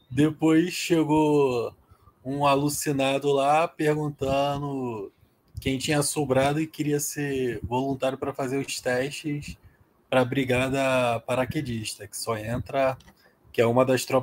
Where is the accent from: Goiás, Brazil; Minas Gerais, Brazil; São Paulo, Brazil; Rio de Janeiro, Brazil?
Rio de Janeiro, Brazil; also born or lived in Parnaíba; Fui fabricado no Rio de Janeiro, nasci no Piauí, na cidade de Parnaíba, e depois voltei para